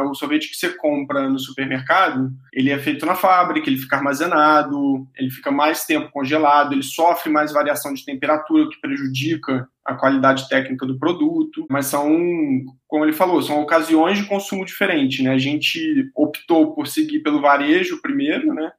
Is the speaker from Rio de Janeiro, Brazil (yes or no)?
yes; interior of Rio de Janeiro state, Brazil; also born or lived in Chicago; Eu sou do interior do Rio e quando era criança, os meus pais tinham uma sorveteria, aquelas bem tradicionais de cidade pequena. Então eu cresci tomando sorvete